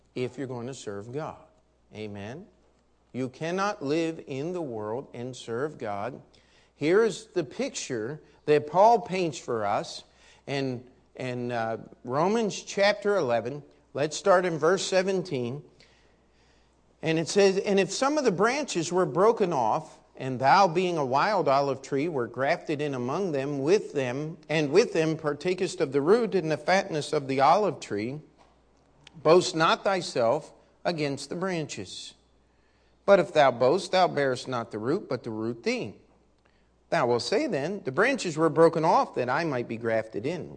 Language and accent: English; United States; as an American